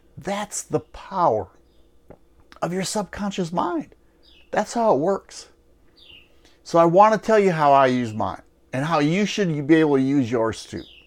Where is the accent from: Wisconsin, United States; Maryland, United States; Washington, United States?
Wisconsin, United States; moved away; I'm originally from Wisconsin